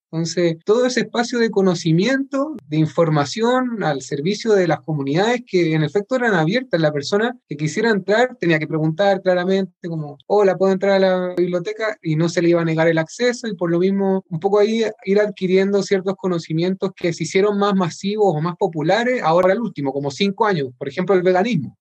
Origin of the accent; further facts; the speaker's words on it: Chile; representar a Chile como abanderado chileno